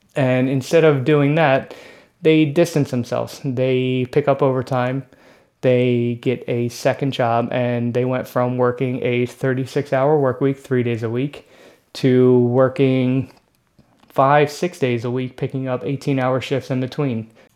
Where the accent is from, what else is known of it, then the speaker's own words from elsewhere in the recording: Philadelphia, Pennsylvania, United States; I grew up in Philadelphia